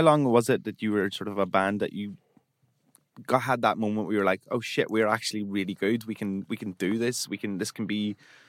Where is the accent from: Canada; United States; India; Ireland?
Ireland; I'm an Irish Catholic wearing a military tunic, right?